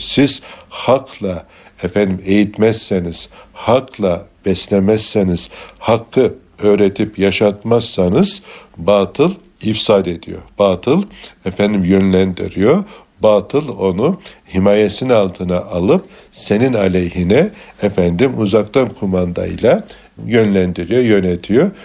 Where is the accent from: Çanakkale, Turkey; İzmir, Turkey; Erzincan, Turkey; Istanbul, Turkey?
Çanakkale, Turkey; bir Türk olarak, bir Çanakkale'li olarak